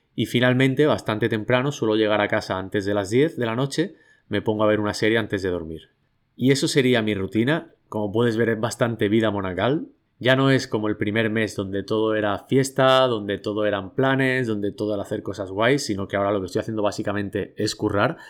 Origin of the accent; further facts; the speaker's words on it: Catalonia, Spain; now in Bali, Indonesia; como buen catalán